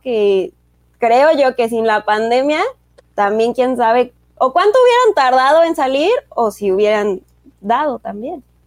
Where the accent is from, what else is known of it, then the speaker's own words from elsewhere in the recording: Mexico; somos pues mexicanos